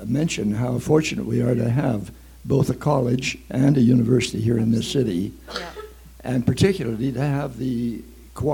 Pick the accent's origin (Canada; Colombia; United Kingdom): Canada; Lethbridge, Alberta; I was born and raised here in Lethbridge